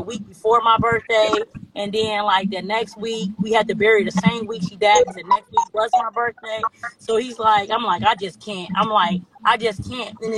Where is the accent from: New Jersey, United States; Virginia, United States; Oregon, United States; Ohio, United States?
Ohio, United States; Cincinnati; We're from Cincinnati, Ohio